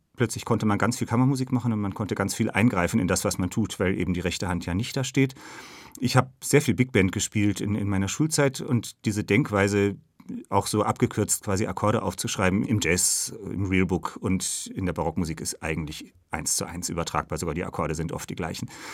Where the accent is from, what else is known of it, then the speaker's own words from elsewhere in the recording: Northern Germany, Germany; in dem Dorf, wo ich aufgewachsen bin in Norddeutschland